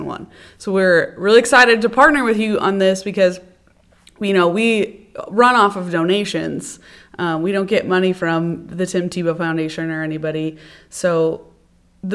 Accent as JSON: {"language": "English", "town": "Norfolk", "region": "Nebraska", "country": "United States", "tie": "born or raised there", "moved": "yes", "lives_now": "Ord, United States", "said": "my hometown of Norfolk"}